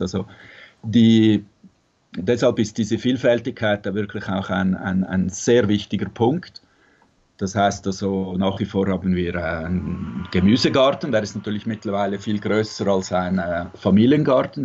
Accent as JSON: {"language": "German", "region": "Zurich", "country": "Switzerland", "tie": "born or raised there", "moved": "as an adult", "lives_now": "Tuscany, Italy", "said": "mit Musik gearbeitet in Zürich, wo ich aufgewachsen bin"}